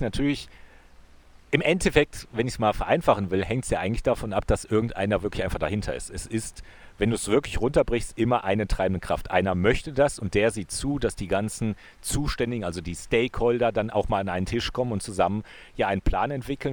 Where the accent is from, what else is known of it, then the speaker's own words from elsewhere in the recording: Wuppertal, North Rhine-Westphalia, Germany; moved away as an adult; now in Innsbruck, Austria; Wuppertal ist ja meine alte Heimat